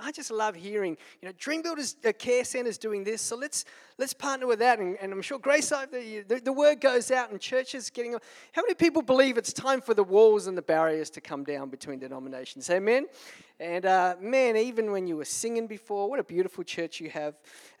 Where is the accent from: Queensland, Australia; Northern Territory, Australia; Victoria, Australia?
Northern Territory, Australia; Darwin; I'm from Darwin, man.